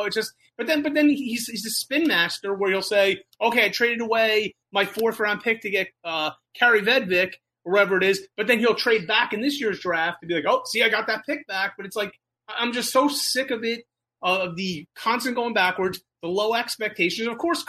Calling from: New Jersey, United States; Call from New Jersey.

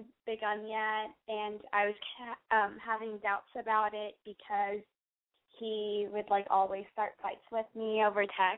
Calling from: Texas, United States; Hi, I called you a couple of weeks ago. … I'm from Texas. I'm 19.

